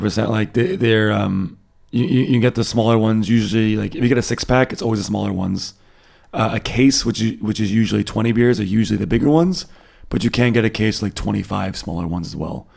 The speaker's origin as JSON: {"language": "English", "country": "United States", "moved": "as an adult", "lives_now": "Germany", "said": "being an American, uh, living here"}